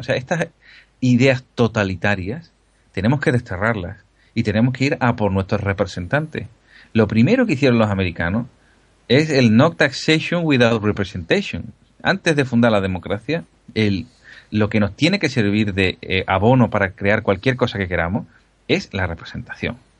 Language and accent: Spanish; Spain; somos españoles